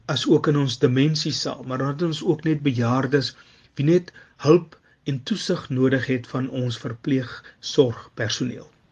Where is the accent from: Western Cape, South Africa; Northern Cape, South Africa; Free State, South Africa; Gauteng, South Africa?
Northern Cape, South Africa; Upington; moved away as an adult; also born or lived in Eerste River, Cape Town; now in Cape Town, South Africa; Ek is oorspronklik van Appington. Ek het hier in Kaapstad kom studeer en het éventueel hier kom wortel skiet en my hier kom vestig